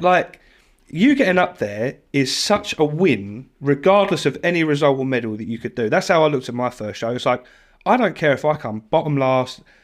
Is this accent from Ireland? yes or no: no; United Kingdom; I'm British born and bred